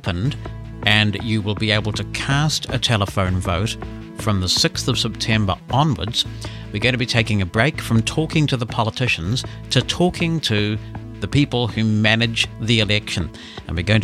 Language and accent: English; New Zealand; As a New Zealander